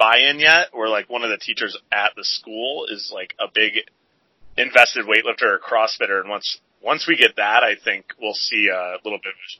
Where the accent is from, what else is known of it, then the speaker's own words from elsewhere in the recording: Livonia, Michigan, United States; I grew up here in Livonia, and this is where my gym is now